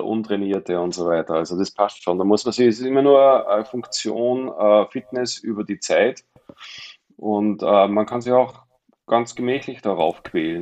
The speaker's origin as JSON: {"language": "German", "town": "Mondsee", "region": "Upper Austria", "country": "Austria", "moved": "as an adult", "lives_now": "Pinzgau, Austria", "said": "bin ja ursprünglich Oberösterreicher vom Mondsee, aber war als kleiner Junge schon"}